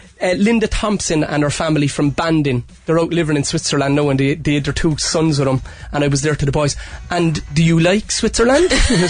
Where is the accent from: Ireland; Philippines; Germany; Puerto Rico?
Ireland; Cork, Munster; accent: Cork; And I thought my Cork accent was gone